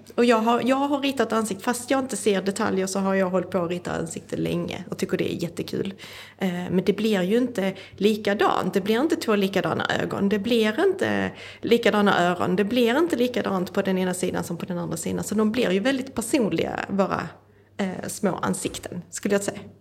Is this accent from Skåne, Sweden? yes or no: yes; Skåne, Sweden; jag kommer ju från Skåne